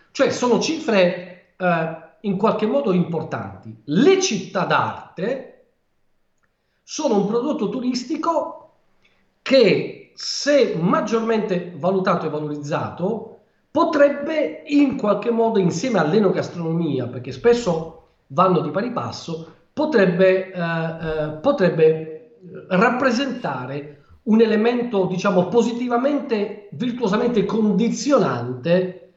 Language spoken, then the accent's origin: Italian; Calabria, Italy; also born or lived in Ancona; sono, nato ad Ancona, ma sono calabrese doc.